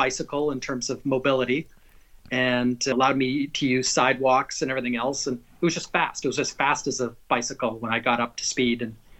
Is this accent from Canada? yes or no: yes; Canada; also born or lived in North Carolina / New York; now in United States; got to live across Canada and then in North Carolina, in New York, and now in Southern Florida. So I'm a Canadian kind of on vacation every day.